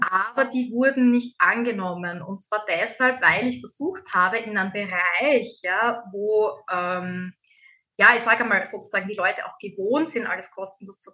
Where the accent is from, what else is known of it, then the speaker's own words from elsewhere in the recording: Austria; bei uns in Österreich